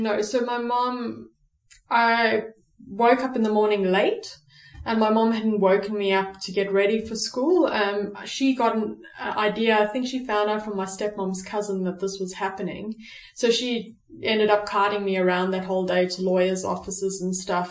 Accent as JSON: {"language": "English", "country": "South Africa", "tie": "born or raised there", "said": "I'm born and bred in South Africa"}